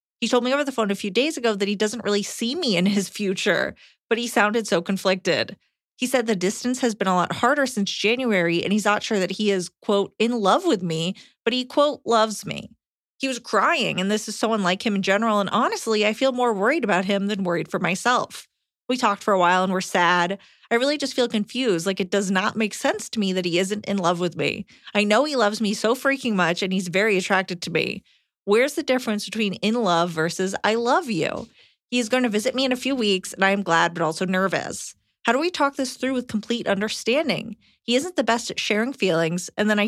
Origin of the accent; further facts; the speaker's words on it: Montana, United States; I began graduate school across the country. We're from Montana.